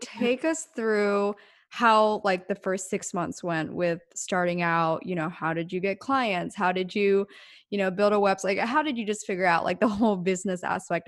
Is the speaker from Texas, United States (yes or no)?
no; small town Pennsylvania, United States; now in Los Angeles, United States; both of us coming from small town Pennsylvania